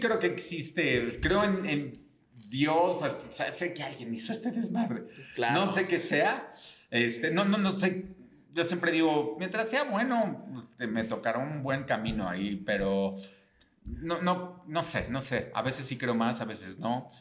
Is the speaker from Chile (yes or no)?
no; Mexico City, Mexico; soy Chilango